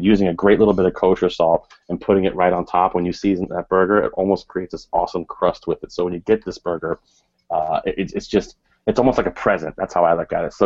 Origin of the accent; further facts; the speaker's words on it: Richmond, Virginia, United States; now in Connecticut, United States; I grew up down south in Richmond, Virginia